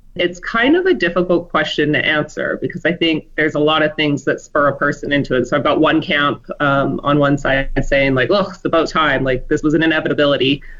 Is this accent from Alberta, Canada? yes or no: yes; Medicine Hat, Alberta, Canada; now in Fort McMurray, Canada; I was born and raised in Alberta, but I spent the first 19 years of my life in Medicine Hat, and then I came to Fort McMurray when I was 20